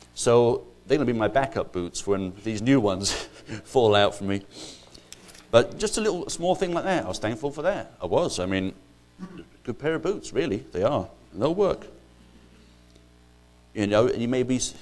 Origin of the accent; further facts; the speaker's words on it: Ireland; moved away as an adult; now in United States; I'm not actually English, I'm actually Irish